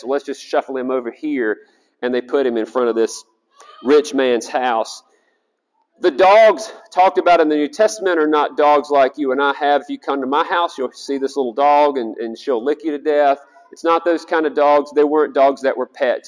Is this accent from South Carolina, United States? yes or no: yes; South Carolina, United States; I'm from South Carolina